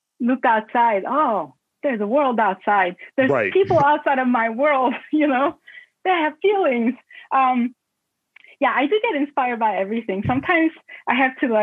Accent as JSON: {"language": "English", "country": "South Korea", "tie": "born or raised there", "moved": "yes", "lives_now": "Baltimore, United States", "said": "when I was growing up in Korea"}